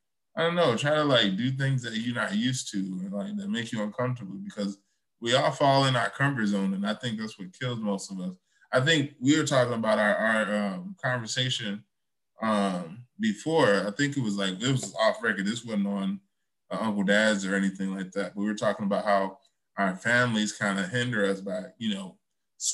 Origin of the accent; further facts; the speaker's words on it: Chicago, Illinois, United States; now in Oak Park, United States; I'm from Chicago too